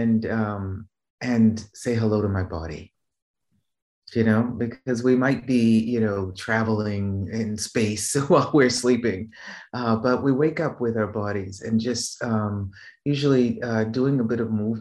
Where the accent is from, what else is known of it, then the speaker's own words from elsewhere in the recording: Boston, Massachusetts, United States; moved away as an adult; now in Rome, Italy; I was born and raised in Boston, Mass, in Roxbury